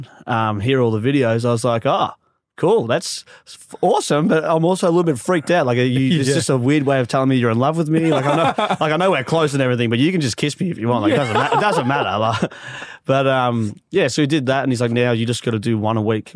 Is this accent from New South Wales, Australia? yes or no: no; Epping, Victoria, Australia; we grew up in Epping